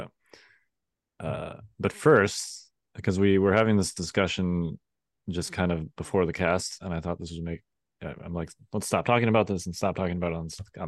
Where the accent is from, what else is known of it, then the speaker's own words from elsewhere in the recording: Midwest, United States; I grew up in the Midwest